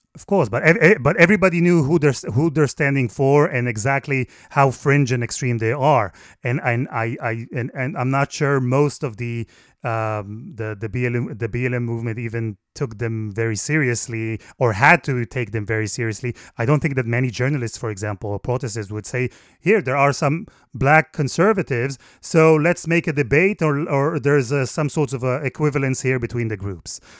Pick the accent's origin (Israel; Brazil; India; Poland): Israel; moved away as an adult; now in United Kingdom; I was born in Israel.